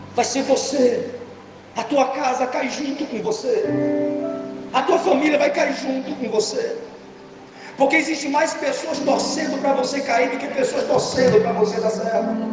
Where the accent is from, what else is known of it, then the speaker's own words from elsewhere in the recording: Rio de Janeiro, Brazil; eu sou carioca